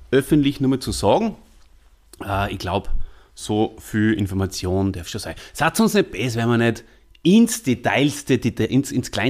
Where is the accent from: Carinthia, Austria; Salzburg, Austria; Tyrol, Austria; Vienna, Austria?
Salzburg, Austria; ein waschechter Stierwascher, wie äh, wir Salzburger ja bezeichnet werden.